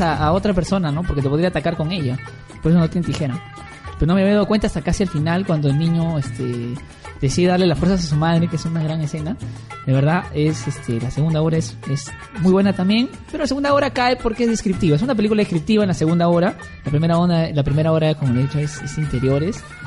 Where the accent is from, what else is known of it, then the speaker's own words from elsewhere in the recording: Peru; en, el Perú y en Trujillo y en todos lados, que somos este peruano que que odia al otro peruano